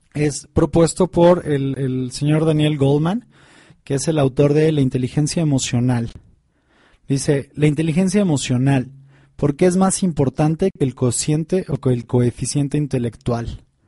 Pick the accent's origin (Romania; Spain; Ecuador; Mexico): Mexico; Tepoztlán, Morelos; yo crecí en Tepoztlán, en Morelos